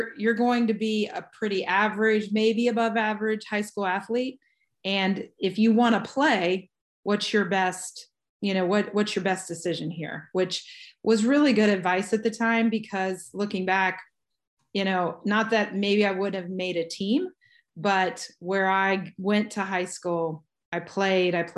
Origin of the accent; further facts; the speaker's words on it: Cincinnati, Ohio, United States; also born or lived in Lexington, Kentucky; I grew up outside of Cincinnati, Ohio